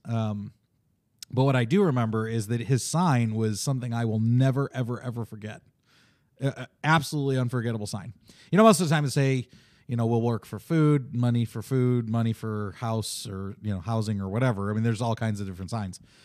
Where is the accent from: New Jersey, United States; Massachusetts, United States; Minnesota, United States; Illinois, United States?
Illinois, United States; Chicago; I grew up in Chicago